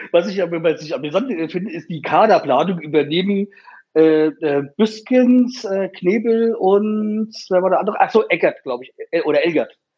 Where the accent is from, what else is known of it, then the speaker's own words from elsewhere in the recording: Hanau, Hesse, Germany; ich meine, ich komme ja aus Hanau und deswegen, wir hatten ja letztes Jahr halt diese, diese scheiß Attentat da gehabt